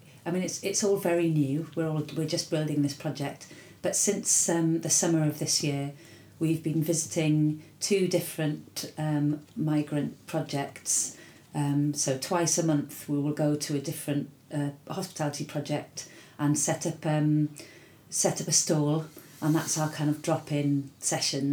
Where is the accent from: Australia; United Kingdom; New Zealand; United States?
United Kingdom; Wales; I was from Wales